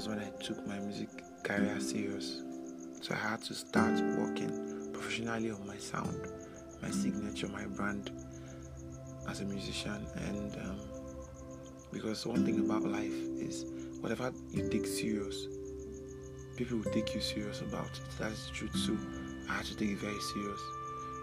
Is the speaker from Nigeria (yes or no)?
yes; Umuahia, Abia, Nigeria; also born or lived in Ohafia; So I grew up in Umuahia, Abia State. Yes, that is where I had my nursery, primary, secondary, university.